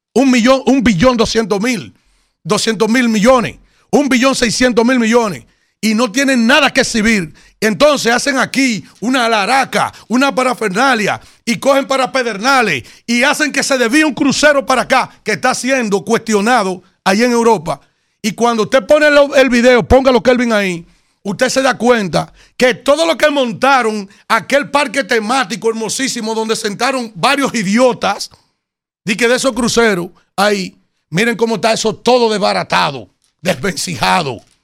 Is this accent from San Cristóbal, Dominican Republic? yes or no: yes; Yaguate, San Cristóbal, Dominican Republic; now in Santo Domingo, Dominican Republic; En Yaguate, mi pueblo donde yo nací